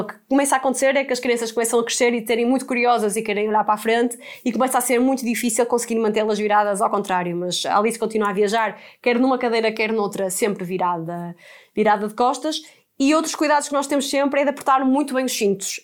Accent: Porto, Norte, Portugal; now in Lisbon, Portugal; nós somos do Porto e estamos a viver em Lisboa

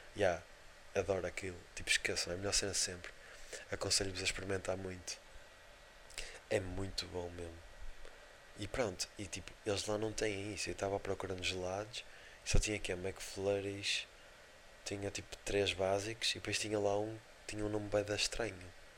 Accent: Portugal; somos de Portugal

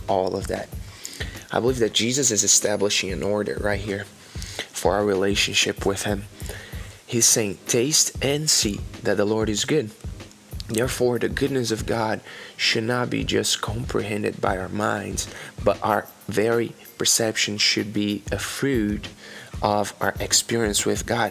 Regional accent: Brazil; English is a second language; moved away as an adult; now in Oklahoma, United States; I came from Brazil. I'm currently living in Oklahoma in America.

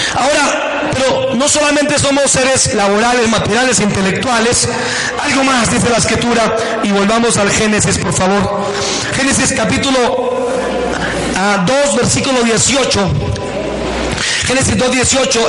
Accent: Buenavista, Boyacá, Colombia; en mi tierra, en Boyacá

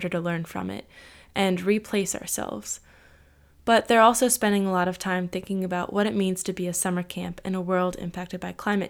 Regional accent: United States; As an American

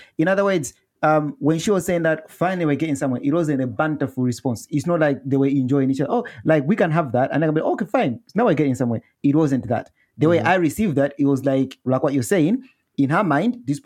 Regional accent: Malawi; now in United Kingdom; I grew up in Malawi and so I am a Malawian

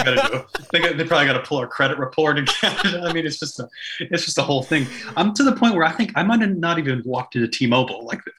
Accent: Canada; if we're from Canada

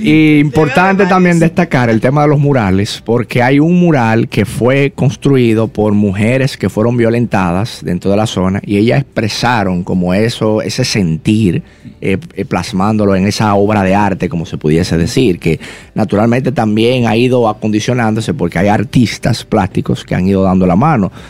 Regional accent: Dominican Republic; hay tantos barrios en mi país que tienen potencial

